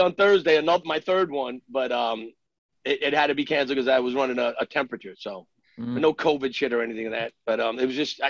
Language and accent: English; New York City, New York, United States; we're both New Yorkers from Queens, born and raised.